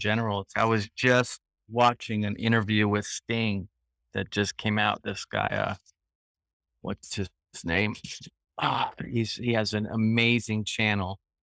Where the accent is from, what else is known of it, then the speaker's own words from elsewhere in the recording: San Joaquin Valley, Northern California, United States; moved away as an adult; also born or lived in Cambodia / Europe; now in Phan Rang, Vietnam; I'm from Northern California, so I have, I'm from the San Joaquin Valley